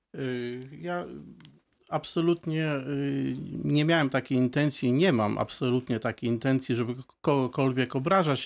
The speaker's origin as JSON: {"language": "Polish", "country": "Poland", "said": "obywatelem Polski, najpierw z urodzenia"}